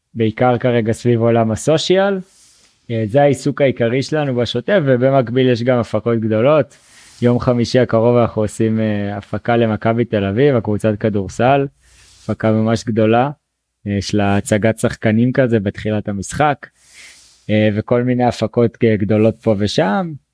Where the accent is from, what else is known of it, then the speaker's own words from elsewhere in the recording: Northern Israel, Israel; moved away as an adult; now in Colombia; אני במקור מהצפון, מיישוב